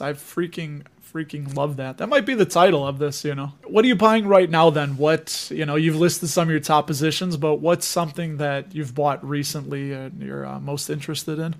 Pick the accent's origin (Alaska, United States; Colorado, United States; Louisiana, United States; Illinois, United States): Illinois, United States; Chicago; somebody from Chicago